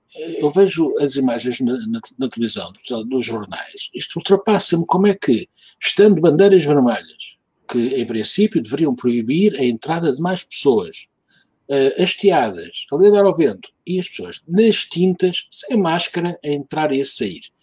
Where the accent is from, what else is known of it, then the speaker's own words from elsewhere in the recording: Lisbon, Portugal; não sou alfacinha, sou Lisboeta, porque o meu pai não era de Lisboeta, vinha da terra. Portanto, eu sou segunda geração, já nasci em Lisboa, mas não sou alfacinha